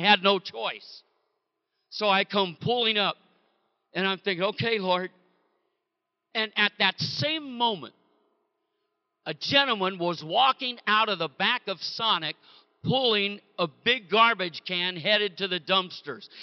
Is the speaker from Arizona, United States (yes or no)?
no; Bay Area, California, United States; born and raised in the Bay Area in California